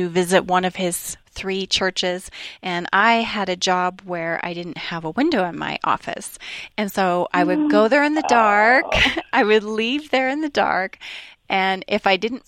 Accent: Canada; also born or lived in northern British Columbia, Canada; where I grew up in Canada

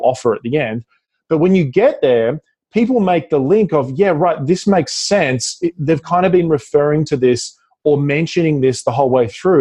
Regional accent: Australia; accent: Australian; my Australian accent

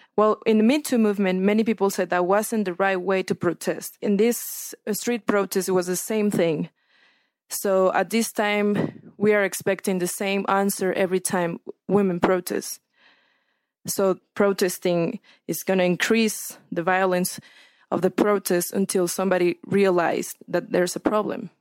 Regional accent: Sinaloa, Mexico; I'm from Sinaloa

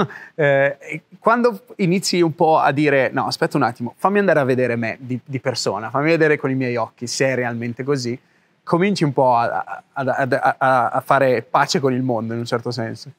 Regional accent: Italy; moved away; vivevo nel mio paesino, ok, in Italia

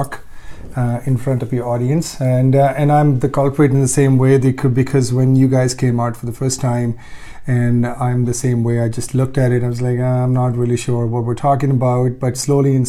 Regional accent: Ludhiana, Punjab, India; moved away; I grew up in India for the most part, from a very small town in Ludhiana, Punjab

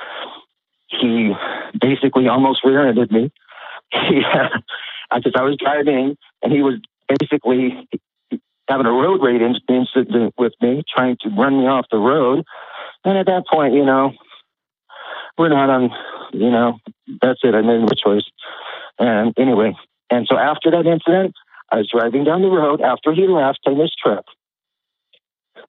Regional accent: United States; I was raised in America

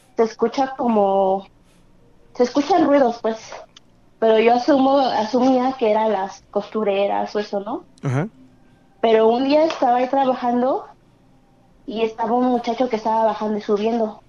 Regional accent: Naucalpan, State of Mexico, Mexico; De Estado de México, en Naucalpan

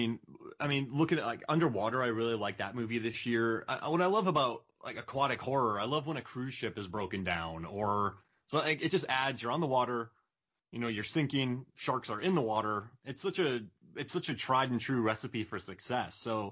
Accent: Florida, United States; I grew up in Florida

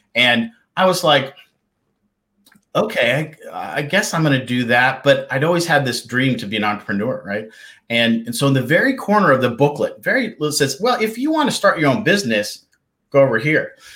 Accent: Kalispell, Montana, United States; moved away as an adult; also born or lived in East Coast; I was born and raised in the beautiful state of Montana and up in the northwest area called Kalispell

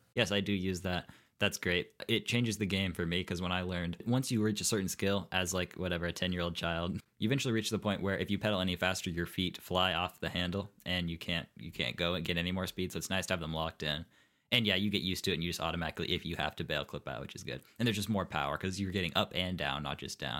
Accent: Bloomington, Indiana, United States; also born or lived in Saint Louis; I remember Bloomington. And Bloomington is truly my home

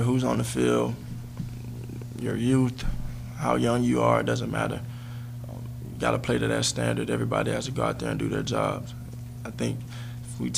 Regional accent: Texas, United States; moved away; I grew up in Texas

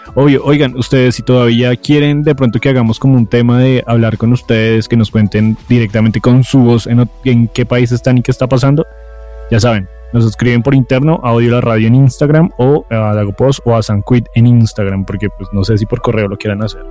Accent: Colombia; uno como colombiano

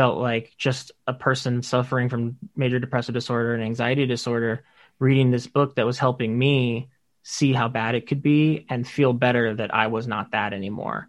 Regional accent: Texas, United States; moved away as an adult; now in New York, United States; I'm from Texas, and I've been in New York for 8.5 years now.

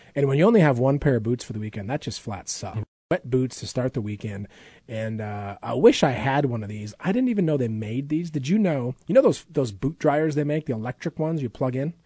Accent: Midwest, United States; now in Alaska, United States; I grew up camping in the Midwest

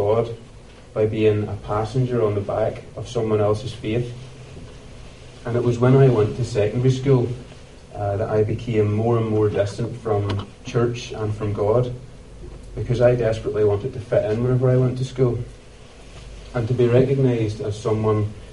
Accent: Ballymoney, Northern Ireland, United Kingdom; I was born and raised in Ballymoney

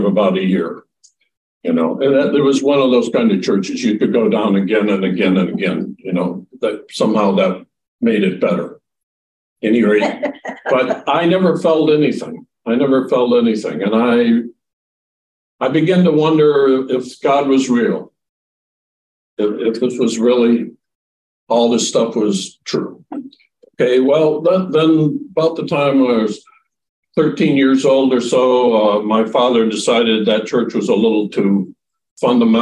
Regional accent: Rockford, Illinois, United States; So I grew up in the Midwest in a town called Rockford, Illinois

